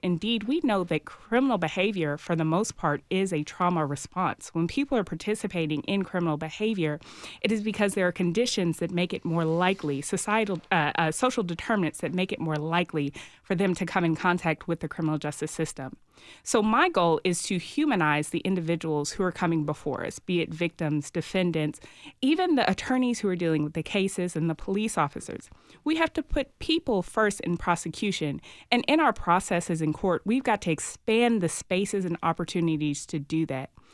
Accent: Nashville, Tennessee, United States; I am from Nashville. My family's been here for six or so generations

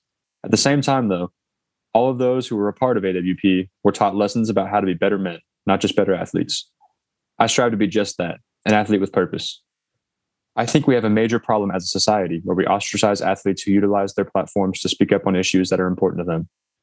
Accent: Fort Wayne, Indiana, United States; now in Cincinnati, United States; as well as creating some JB3 summits in my hometown of Fort Wayne.

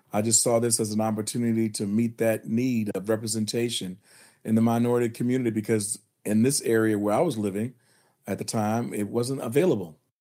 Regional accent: the South, United States; also born or lived in Virginia; now in North Carolina, United States; my entire fifty years growing up prior to, uh, when I lived in the South, when I'm still living in the South, but growing up in the South

